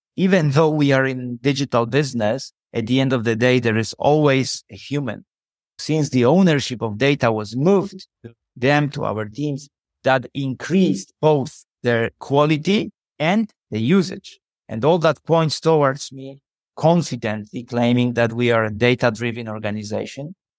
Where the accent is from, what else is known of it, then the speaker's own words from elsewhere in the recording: Poland; I'm from Poland.